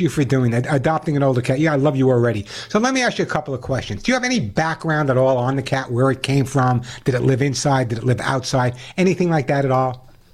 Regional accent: Oceanside, New York, United States; my hometown of Oceanside, uh, New York

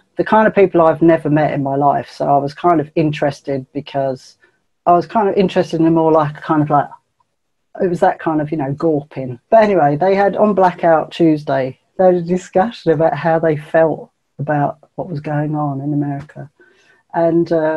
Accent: England, United Kingdom; I'm English, mate. I'm English

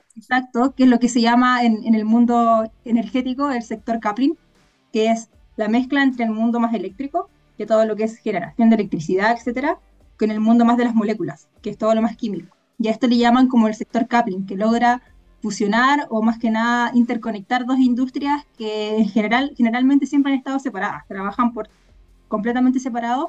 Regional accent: Chile; nosotras, si bien como, como chilenas

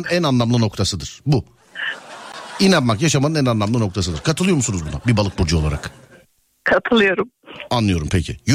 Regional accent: Aydın, Turkey; Aydın'danım ben Aydın'dan.

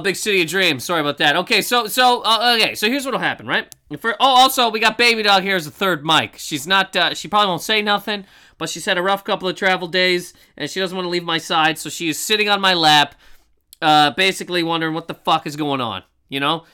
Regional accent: Halifax, Nova Scotia, Canada; born or raised there; moved away

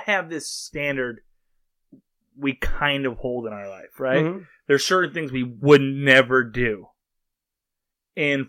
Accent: Springfield, United States; I grew up in Springfield

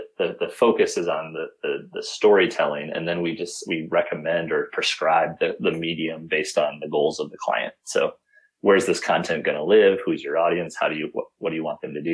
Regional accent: Midwest, United States; growing up in the Midwest

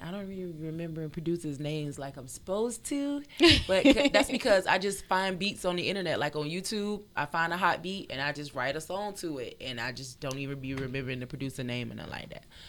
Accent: Fort Lauderdale, Florida, United States; I'm from Broward County, Fort Lauderdale. You already know, 954 in the building.

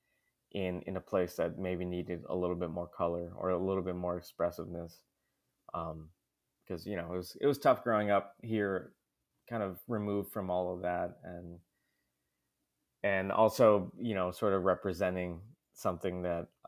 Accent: Fargo, North Dakota, United States; also born or lived in Willmar, Minnesota; I was born in Wilmer, Minnesota. I've been living in Fargo since I was about 10.

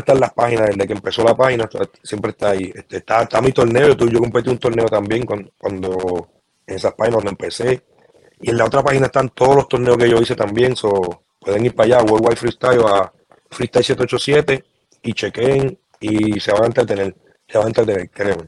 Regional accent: Puerto Rico; yo soy de Coupé y toda mi familia es de Caimito

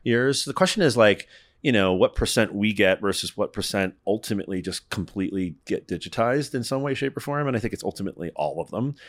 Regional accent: Northeast, United States; I'm from the Northeast. I live just outside of New York City half the time.

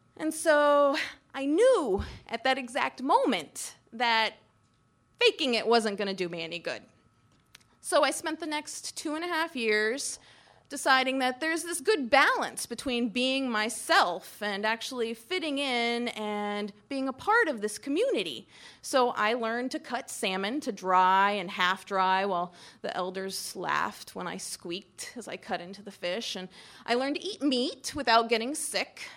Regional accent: Daytona Beach, Florida, United States; moved away as an adult; also born or lived in Galena, Alaska; now in Alaska, United States; I was from Daytona Beach, Florida

